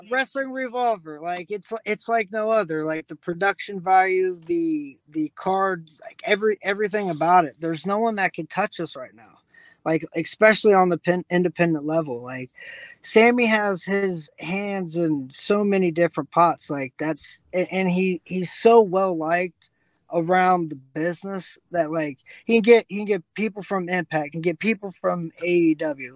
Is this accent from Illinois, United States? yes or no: no; Dayton, Ohio, United States; my hometown